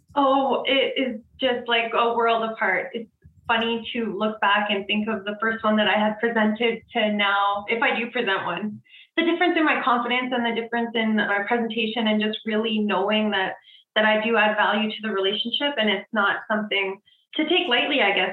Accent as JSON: {"language": "English", "town": "Edmonton", "region": "Alberta", "country": "Canada", "said": "I am from Edmonton, Alberta"}